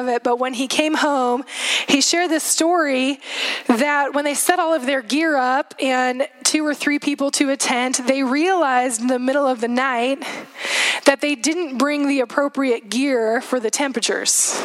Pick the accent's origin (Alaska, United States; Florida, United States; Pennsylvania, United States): Alaska, United States; Juneau; moved away; Seth and I both grew up in Alaska. We grew up in Juneau in Southeast area, and we spent 10 years of our life there